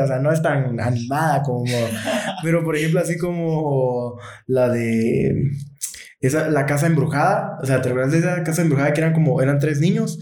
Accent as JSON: {"language": "Spanish", "country": "Guatemala", "said": "somos de Guatemala"}